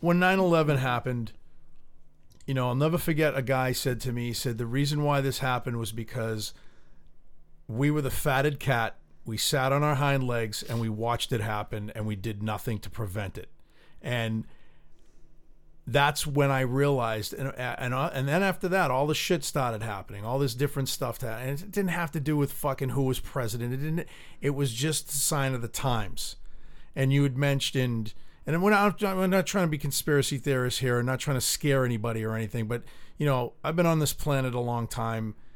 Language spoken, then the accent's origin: English; United States; it hurts as being an American, and I'm proud to be an American